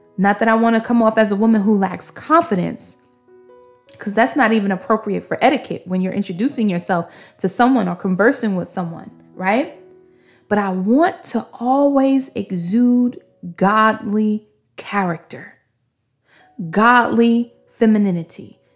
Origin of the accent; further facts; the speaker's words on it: New York City, New York, United States; I'm from Brooklyn, Brooklyn